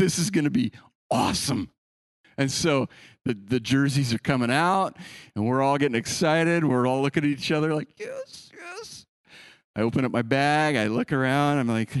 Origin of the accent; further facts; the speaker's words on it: California, United States; born there; Okay, I was born in the Bay Area. We love the Niners.